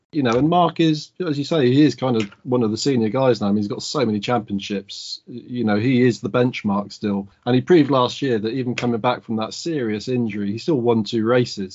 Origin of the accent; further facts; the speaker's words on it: United Kingdom; as a Brit